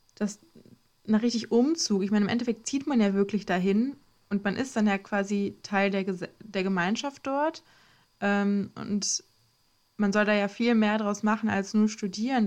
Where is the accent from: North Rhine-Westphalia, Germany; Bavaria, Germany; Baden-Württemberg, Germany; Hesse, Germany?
North Rhine-Westphalia, Germany; Ostwestfalen-Lippe; moved away as an adult; now in Klagenfurt, Austria; ich komme eigentlich aus OWL